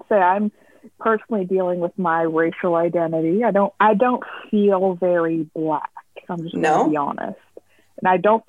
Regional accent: Dartmouth, Nova Scotia, Canada; I grew up in Dartmouth. I would call Dartmouth my home. I love Dartmouth.

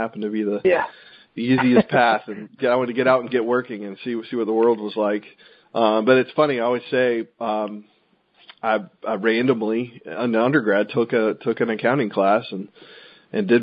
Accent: Raleigh, North Carolina, United States; I'm from North Carolina, grew up in Raleigh, went to UNC in Chapel Hill for undergrad

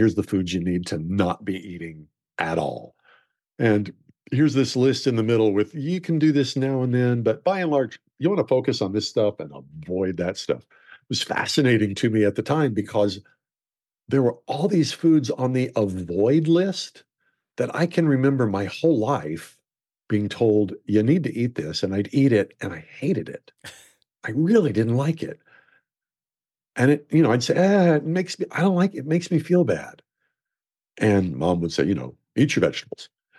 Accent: Oklahoma, United States; And I grew up in Oklahoma. My dad's best friend was the foreman of a ranch.

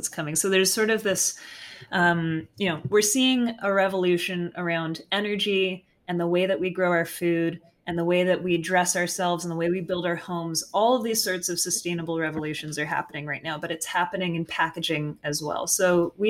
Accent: Carmel, California, United States; I was raised in Carmel, California, which is a couple hours south from where I am right now

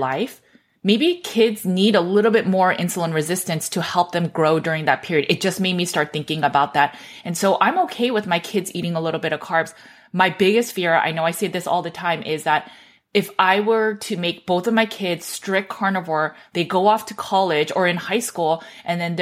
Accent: Los Angeles, California, United States; I grew up in Los Angeles

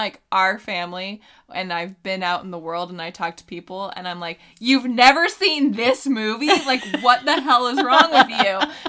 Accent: California, United States; also born or lived in Texas; I'm from just Northern California. And he's like, no, but where are you from? I'm like, I mean, I was born in Texas, but I'm mainly from Northern California.

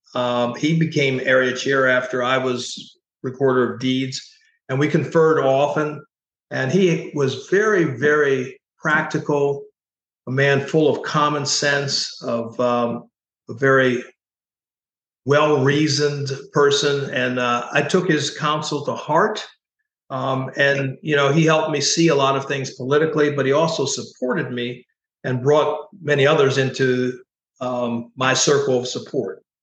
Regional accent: Oxford, Pennsylvania, United States; I grew up in the Lincoln University, Oxford, PA area of southern Chester County.

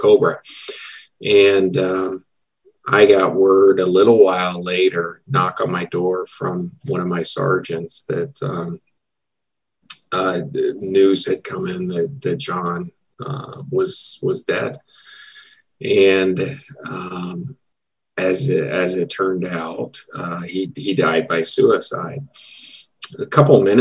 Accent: Dayton, Ohio, United States; moved away; also born or lived in Michigan / Enid, Oklahoma; After I completed residency at Wright-Patterson in my hometown of Dayton, Ohio

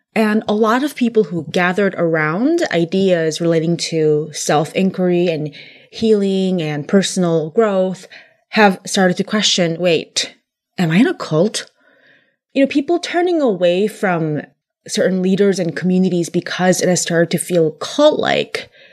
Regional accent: California, United States; I was raised in California

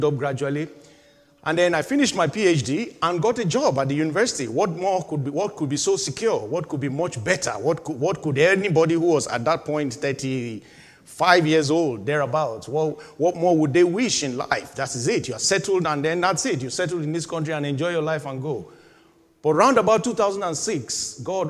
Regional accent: Nigeria; moved away as an adult; having left my home country, Nigeria, in 2000. And I was living the life of a 28, 29, 30-year-old, just barely 30 in Nigeria

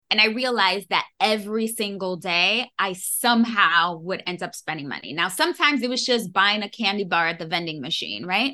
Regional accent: New York City, New York, United States; born and raised in New York City

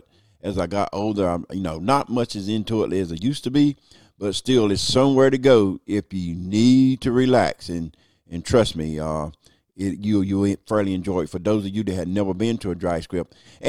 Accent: United States; So that's part of being American, is the vote.

